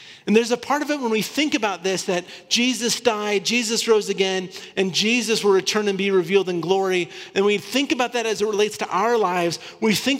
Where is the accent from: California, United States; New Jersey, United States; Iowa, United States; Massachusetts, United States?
Iowa, United States; Northern; I grew up in Northern Iowa, so really close to Minneapolis